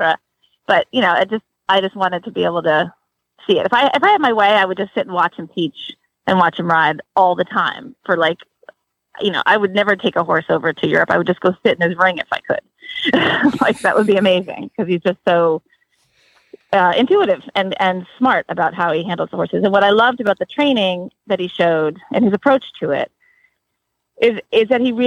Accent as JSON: {"language": "English", "region": "New England", "country": "United States", "tie": "born or raised there", "also_born_or_lived": "Maryland", "moved": "yes", "lives_now": "Florida, United States", "said": "I grew up in New England and I've been in Maryland for years and I'm sort of new to Florida."}